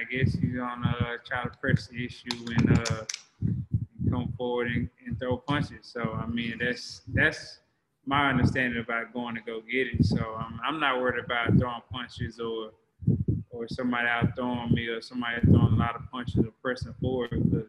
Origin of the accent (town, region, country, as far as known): Dallas, Texas, United States; born or raised there